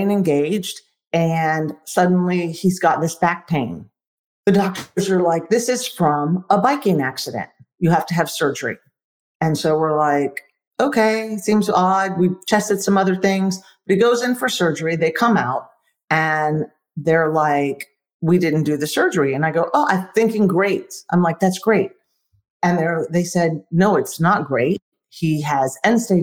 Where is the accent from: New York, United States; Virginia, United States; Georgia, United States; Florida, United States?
Florida, United States; now in Texas, United States; I'm from Florida. I currently live in Texas.